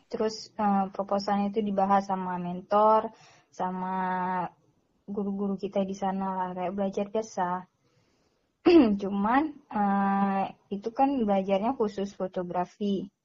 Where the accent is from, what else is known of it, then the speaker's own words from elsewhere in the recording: Aceh, Indonesia; cuman karena aku dari Aceh terus ke sana mereka juga kasih grant itu sebesar 7 juta setengah